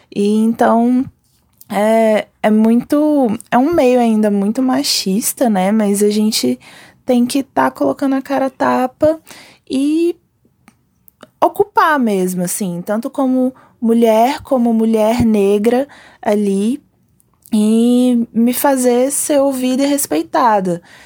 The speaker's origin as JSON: {"language": "Portuguese", "town": "Brasília", "region": "Federal District", "country": "Brazil", "said": "sou daqui de Brasília"}